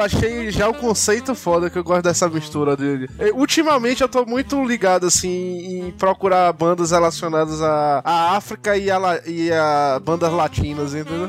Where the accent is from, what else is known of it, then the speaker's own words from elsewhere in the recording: Northeast Region, Brazil; eu sou muito nordestino